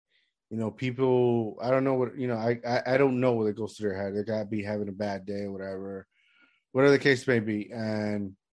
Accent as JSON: {"language": "English", "country": "Puerto Rico", "tie": "born or raised there", "said": "I mean, growing up in Puerto Rico, that's what I think one of the things I miss about it was, like, the day is, like, longer."}